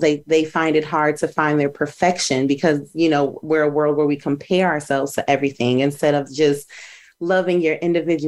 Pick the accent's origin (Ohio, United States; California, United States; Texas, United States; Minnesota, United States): Minnesota, United States; moved away as an adult; also born or lived in Charlotte, North Carolina; I'm from Minnesota, and I had just moved to Charlotte, North Carolina